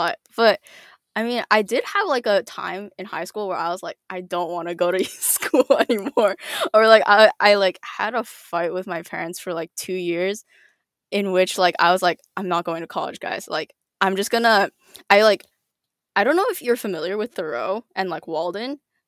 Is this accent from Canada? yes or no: yes; British Columbia, Canada; born there; my dad went to UBC for his PhD, and so I was born there.